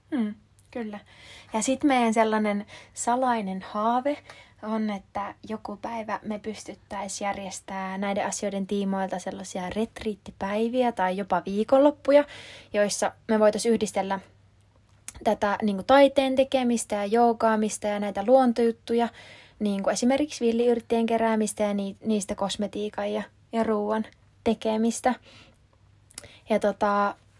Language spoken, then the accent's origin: Finnish; Kuopio, North Savo, Finland; moved away as an adult; now in Helsinki, Finland; Oon alun perin Kuopiosta kotoisin, mutta tota, oon nyt asunut reilu kahdeksan vuotta Helsingissä